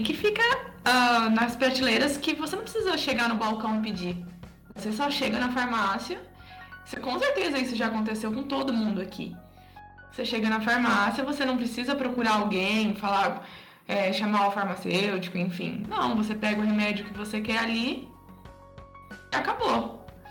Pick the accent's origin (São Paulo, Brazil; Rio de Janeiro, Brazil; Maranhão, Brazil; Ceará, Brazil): São Paulo, Brazil; interior of; moved away; lá na minha cidade, né, lá no interior de São Paulo